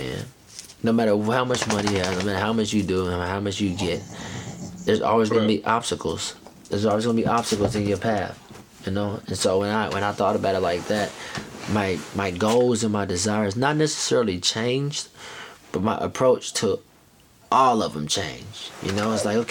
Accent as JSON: {"language": "English", "town": "Knoxville", "region": "Tennessee", "country": "United States", "also_born_or_lived": "Chicago / Florida / New York", "moved": "yes", "said": "I'm from Knoxville, Tennessee"}